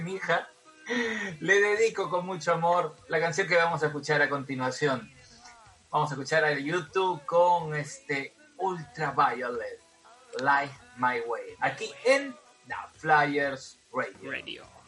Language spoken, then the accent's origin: Spanish; Peru; somos peruanos